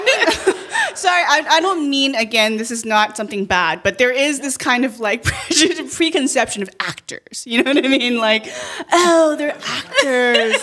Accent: Canada; moved away as an adult; also born or lived in China; now in United States; being a first generation immigrant from China and I grew up in Canada and then living here

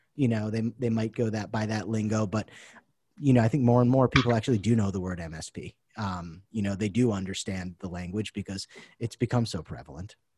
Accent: Boston, Massachusetts, United States; moved away as an adult; now in Taiwan; I'm originally from the Boston area

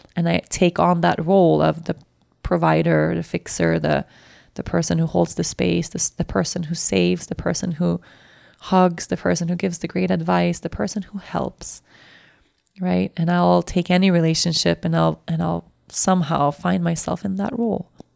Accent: Sweden; accent: Swedish; my Swedish accent came out

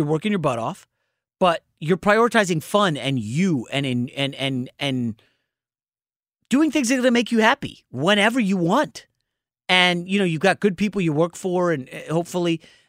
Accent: Northeast, United States; I came from the East Coast. I spent my entire life in basically the Northeast.

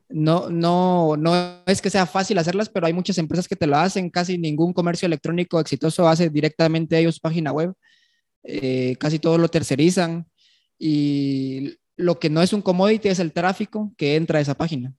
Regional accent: Guatemala City, Guatemala Department, Guatemala; yo nací aquí en Guatemala, en la ciudad

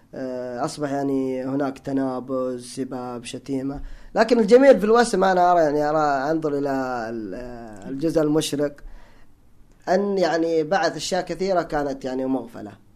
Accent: Hijaz, Saudi Arabia; انا تعصب حجازي هناك في الحجاز

